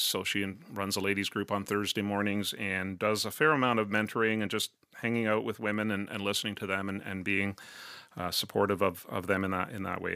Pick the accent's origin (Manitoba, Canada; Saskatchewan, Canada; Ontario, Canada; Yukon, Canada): Ontario, Canada; Cornwall; also born or lived in Brampton / St. Catharines; I grew up in Cornwall in Eastern Ontario.